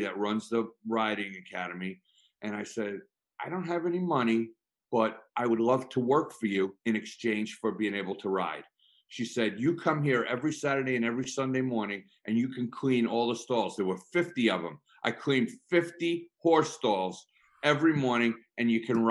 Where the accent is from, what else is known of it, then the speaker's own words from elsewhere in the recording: Long Island, New York, United States; when I grew up on Long Island